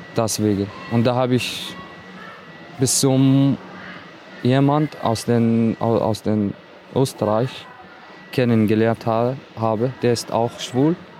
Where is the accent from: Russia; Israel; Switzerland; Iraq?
Iraq; German is a second language; now in Austria; Ich habe viel Schwierigkeit in meiner Heimat erlebt, mit meiner Familie, also in Irak